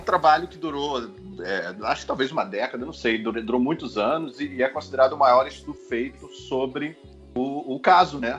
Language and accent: Portuguese; Brazil; Sou brasileiro